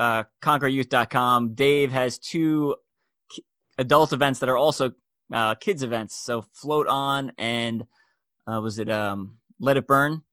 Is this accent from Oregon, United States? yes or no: no; New York, United States; I'm from New York.